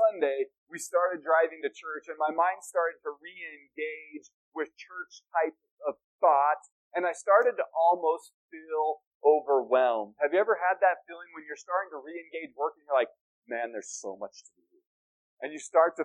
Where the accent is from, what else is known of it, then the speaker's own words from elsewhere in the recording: Denver, Colorado, United States; moved away as an adult; also born or lived in Cheyenne, Wyoming; now in Flagstaff, United States; I grew up in Denver, spent 30 years of my life, 31 years of my life in the North Denver area